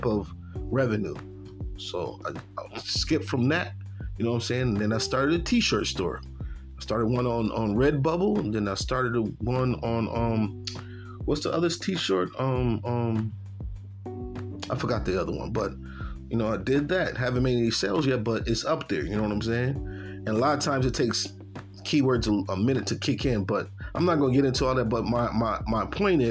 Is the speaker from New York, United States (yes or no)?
yes; Buffalo, New York, United States; moved away as an adult; now in Tennessee, United States; I'm from Buffalo, New York